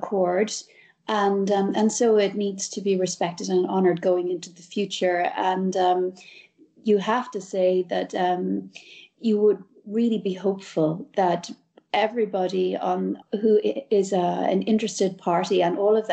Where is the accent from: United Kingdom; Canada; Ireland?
Ireland; as an Irish woman